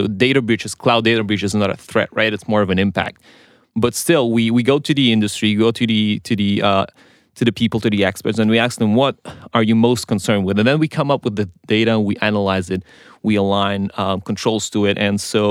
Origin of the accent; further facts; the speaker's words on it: Israel; I was raised on technology in Israel